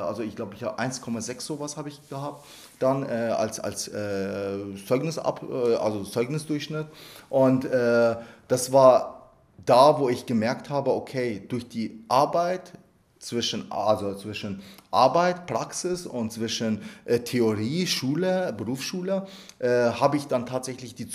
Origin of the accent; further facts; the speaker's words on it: Bavaria, Germany; Sie wissen ja, dass ich einen Migrationshintergrund habe, ich komme ja aus Niederbayern.